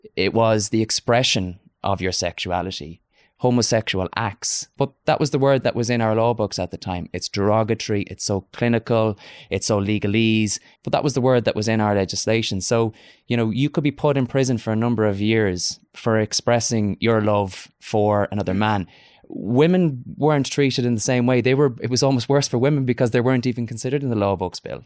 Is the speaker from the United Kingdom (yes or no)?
no; Galway, Connacht, Ireland; moved away as an adult; now in Dublin, Ireland; my hometown of Galway